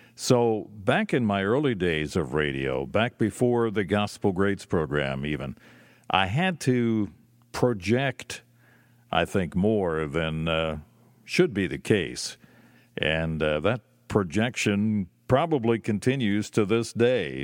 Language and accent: English; Lancaster, Pennsylvania, United States; it was not available in my hometown. It was not available in Lancaster